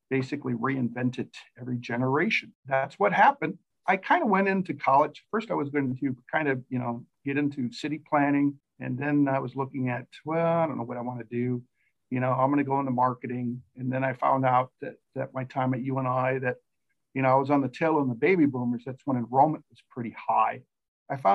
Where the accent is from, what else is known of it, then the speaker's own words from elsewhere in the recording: Mason City, Iowa, United States; I grew up in Mason City, Iowa